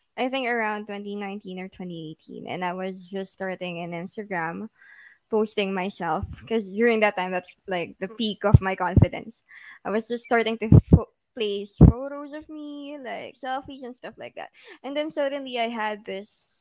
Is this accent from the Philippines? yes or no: yes; Philippines; a Filipino who is living in the Philippines with a very Filipino parents